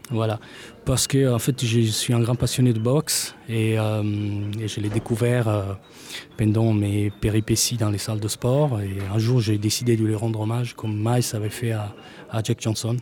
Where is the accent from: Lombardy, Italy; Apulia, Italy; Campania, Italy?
Apulia, Italy; Bari; first language Italian; French is a second language; moved away as an adult; now in France; je suis né en Italie, à Bari